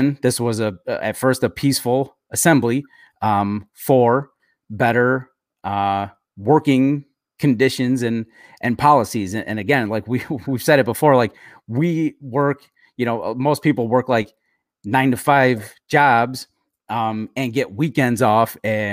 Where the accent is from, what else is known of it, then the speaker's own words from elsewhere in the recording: Chicago, Illinois, United States; where I grew up in Chicago